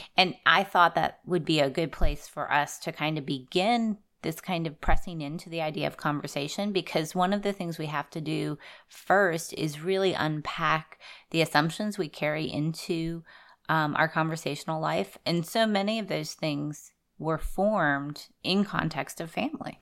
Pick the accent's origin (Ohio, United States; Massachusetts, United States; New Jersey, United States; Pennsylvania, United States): Pennsylvania, United States; Southwest; moved away; I grew up in Southwest Pennsylvania